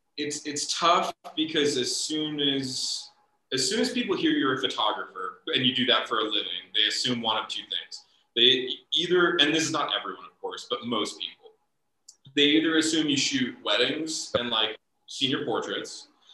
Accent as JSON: {"language": "English", "region": "Midwest", "country": "United States", "tie": "born or raised there", "said": "you know, growing up in the Midwest, like my uncle's favorite restaurant was Cracker Barrel."}